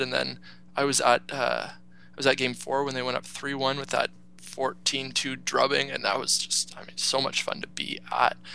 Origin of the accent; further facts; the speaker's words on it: Canada; being a Canadian and uh, and living in Canada